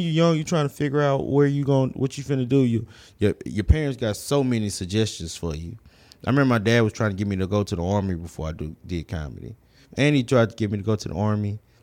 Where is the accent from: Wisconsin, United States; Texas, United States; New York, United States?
Texas, United States; Houston; Houston, um, south side of Houston, um, from Sunnyside to South Park